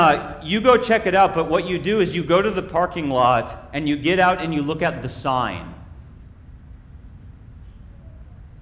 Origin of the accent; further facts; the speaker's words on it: Minnesota, United States; When I was growing up in Minnesota, I was cool enough to be in Boy Scouts